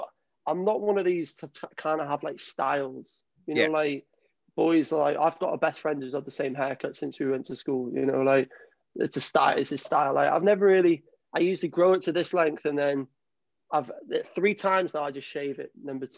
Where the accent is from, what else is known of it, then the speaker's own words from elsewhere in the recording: Wales, United Kingdom; you're from Liverpool originally. I'm like, fucking no, I'm Welsh.